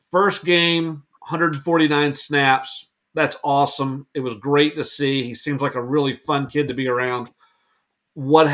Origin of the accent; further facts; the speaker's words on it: Atlanta, Georgia, United States; I grew up in Atlanta